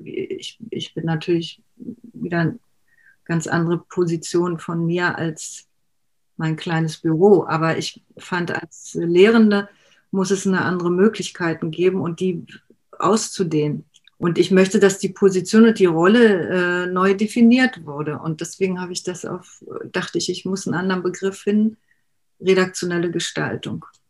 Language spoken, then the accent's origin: German; Berlin, Germany; ich bin ja in Berlin geboren